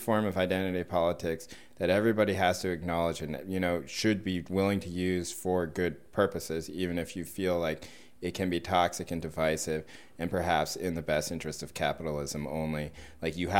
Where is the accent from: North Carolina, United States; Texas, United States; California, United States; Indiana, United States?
North Carolina, United States; I grew up in North Carolina